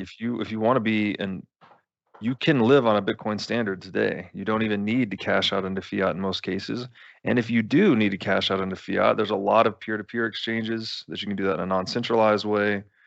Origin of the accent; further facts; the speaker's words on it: United States; as an American